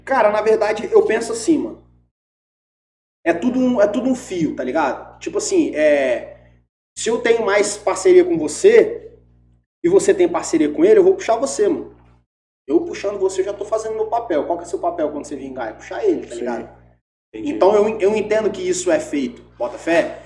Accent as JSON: {"language": "Portuguese", "region": "Espírito Santo", "country": "Brazil", "said": "eu sou capixaba"}